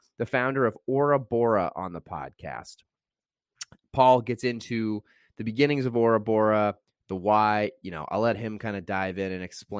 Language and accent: English; Indiana, United States; moved away; I was from Indiana